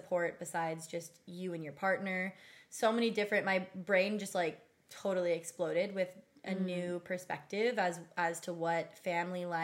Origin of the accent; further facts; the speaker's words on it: Pacific Northwest, Washington, United States; moved away as an adult; I grew up in the Pacific Northwest in Washington in like a smaller town